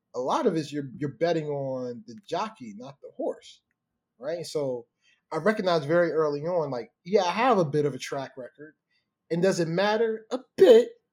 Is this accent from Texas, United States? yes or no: no; Baltimore, Maryland, United States; growing up in Baltimore